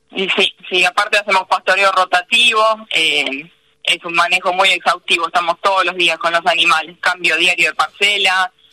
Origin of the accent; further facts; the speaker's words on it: Paso del Rey, Buenos Aires Province, Argentina; yo nací en Paso del Rey, soy hija de una familia de comerciantes.